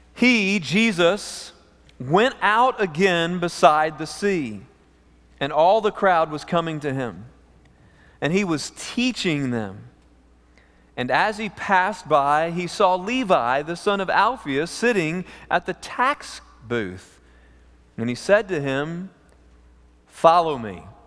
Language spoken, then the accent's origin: English; East Texas, United States; also born or lived in Amarillo, Texas; We grew up in East Texas at a camp for emotionally disturbed teenagers, homeschooled through fifth grade